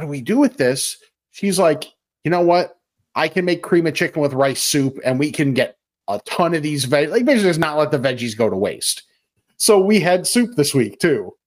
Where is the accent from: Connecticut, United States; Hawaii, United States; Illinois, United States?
Illinois, United States; West Chicago; in my hometown, is Pal Joey's in West Chicago.